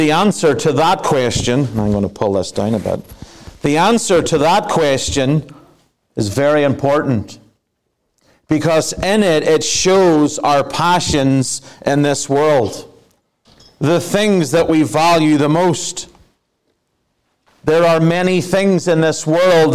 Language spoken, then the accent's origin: English; Ireland; moved away; I am an Irishman